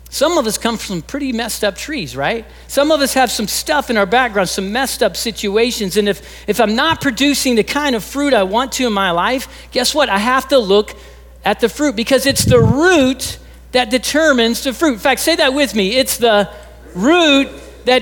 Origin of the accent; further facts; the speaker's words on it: Texas, United States; I'm originally from Texas